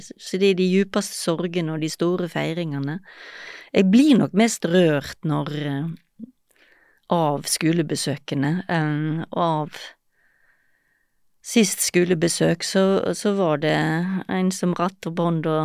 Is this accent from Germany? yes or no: no; Gaza Strip, Palestine; Ja, jeg kommer fra Gaza, så.